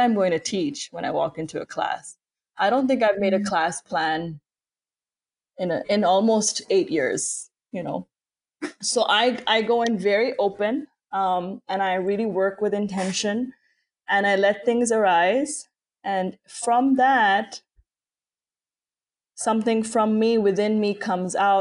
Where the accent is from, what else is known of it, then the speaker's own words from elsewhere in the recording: Karachi, Sindh, Pakistan; moved away as an adult; now in United States; I grew up in Pakistan, and for me, that's still home, even though I'm living in the US now